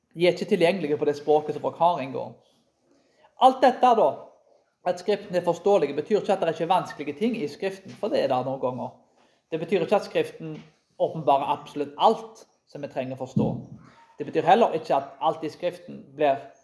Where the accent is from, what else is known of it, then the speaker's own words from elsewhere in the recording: Karmøy, Rogaland, Norway; Jeg vokste opp på Karmøy